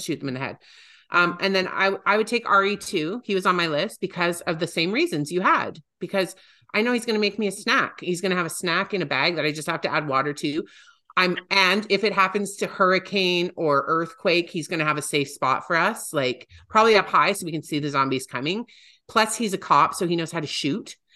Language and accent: English; Calgary, Alberta, Canada; my hometown